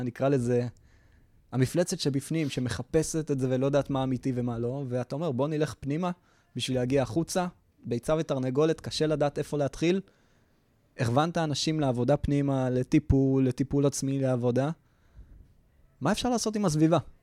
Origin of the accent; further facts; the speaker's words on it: Israel; אנחנו ישראלים